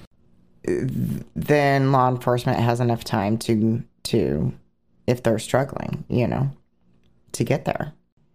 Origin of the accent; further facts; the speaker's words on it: Oregon, United States; I was born in Oregon